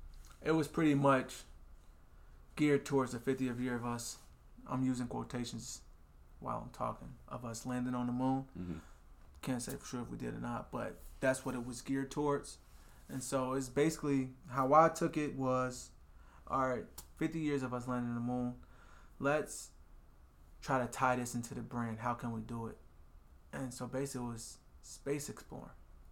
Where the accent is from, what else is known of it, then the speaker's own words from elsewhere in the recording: Des Moines, Iowa, United States; People feel like there's a ceiling for Des Moines. I'm from Des Moines, so I can only go so far.